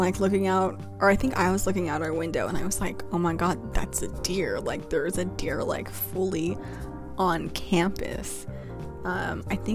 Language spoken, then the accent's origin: English; Glendale, California, United States; moved away; I'm from Los Angeles, California. Like, I lived like specifically in the Glendale area